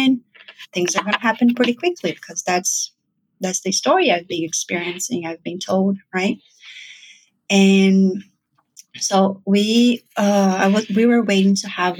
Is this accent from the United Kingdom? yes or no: no; Brazil; moved away as an adult; now in New York, United States; I'm originally from Brazil.